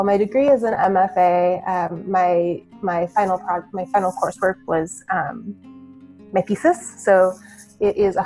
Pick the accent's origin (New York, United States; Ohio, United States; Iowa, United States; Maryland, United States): Iowa, United States; moved away; I was born and raised in Iowa, middle of the country